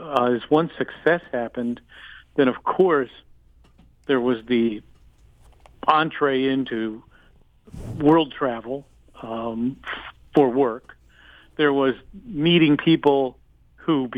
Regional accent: Ohio, United States; I grew up blue collar in Ohio.

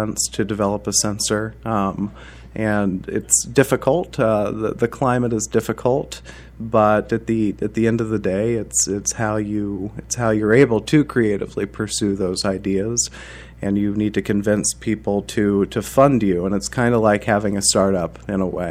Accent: Muncie, Indiana, United States; I grew up in Muncie, Indiana, and I went to Ball State University

